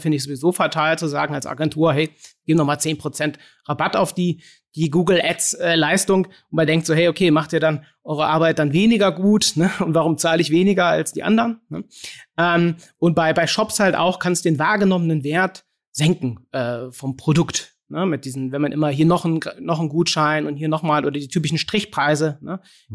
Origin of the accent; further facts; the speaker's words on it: Cologne, North Rhine-Westphalia, Germany; bei uns in Köln